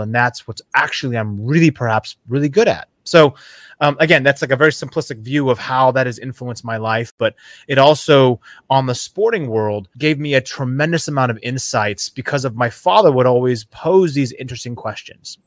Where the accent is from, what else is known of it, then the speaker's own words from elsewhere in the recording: Seattle, Washington, United States; I grew up in the Seattle region in, uh, the Pacific Northwest.